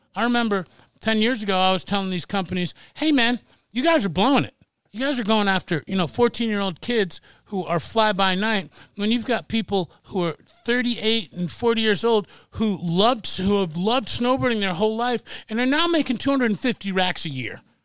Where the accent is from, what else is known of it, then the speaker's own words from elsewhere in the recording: United States; now in Seattle, United States; I grew up on the Long Island Sound